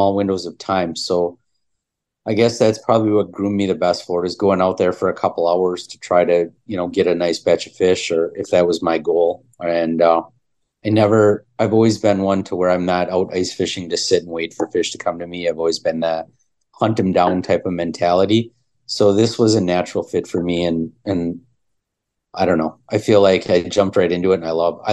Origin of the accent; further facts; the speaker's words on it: Oshkosh, Wisconsin, United States; I grew up in Oshkosh on Lake Winnebago